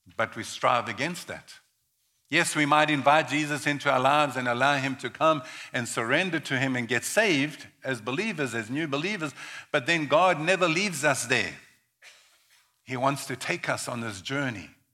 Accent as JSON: {"language": "English", "country": "South Africa", "tie": "born or raised there", "said": "I was born in South Africa in the early 1960s, 1961 to be exact"}